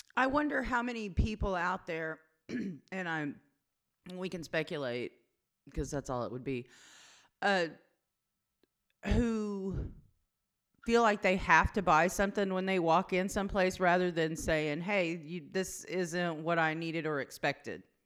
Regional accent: Southwest Oklahoma, United States; I grew up in Southwest Oklahoma

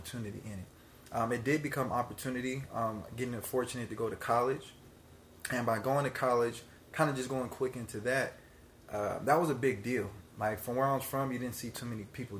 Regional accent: Palmdale, California, United States; grew up in Palmdale.

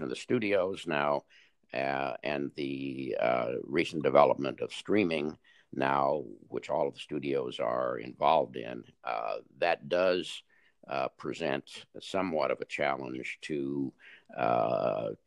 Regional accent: Los Angeles, California, United States; I was born and raised in Los Angeles

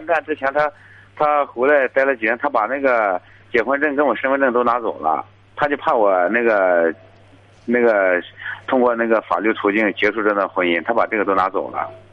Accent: Zhangqiu, Shandong, China; 我老家是咱们章丘这边，我在家就是属于一种自由职业吧

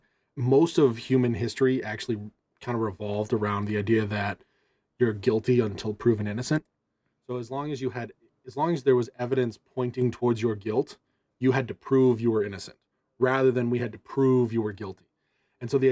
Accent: Massachusetts, United States; I'm always from Massachusetts

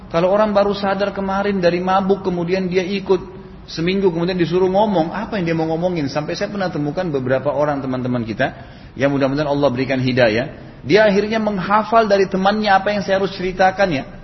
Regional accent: Makassar, South Sulawesi, Indonesia; Saya katakan saya juga dari Makassar dan dipanggil ceramah gitu.

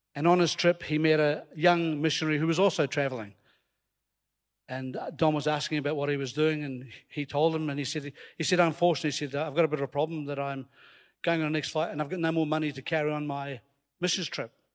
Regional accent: Scotland, United Kingdom; accent: Scottish; You hear my Scottish accent coming out there

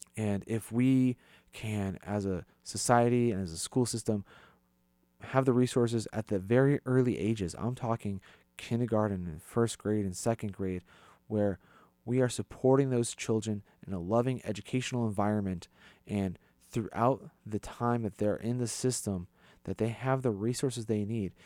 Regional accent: East Hartford, Connecticut, United States; I grew up in East Hartford

